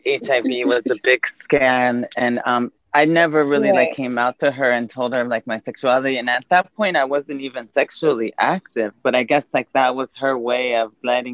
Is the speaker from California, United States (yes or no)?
yes; San Diego, California, United States; moved away; also born or lived in Dominican Republic / New York; I was born in Dominican Republic and raised in San Diego